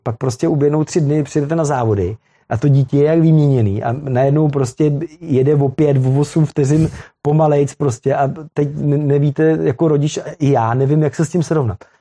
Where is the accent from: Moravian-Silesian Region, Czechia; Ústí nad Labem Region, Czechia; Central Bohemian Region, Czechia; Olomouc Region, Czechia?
Central Bohemian Region, Czechia; Velim; já pocházím z Velimy, my jsme tam měli funkční motokrosovou tráť